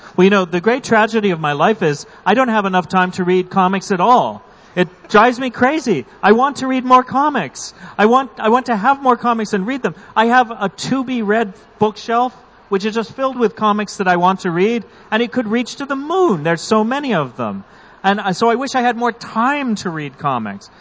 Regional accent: United States; speaking as an American, as a North American reader

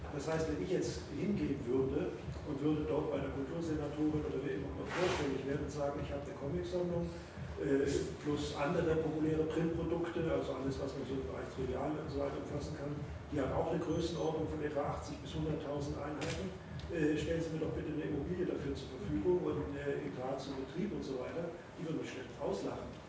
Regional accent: Hamburg, Germany; Ja, ich komme aus Hamburg.

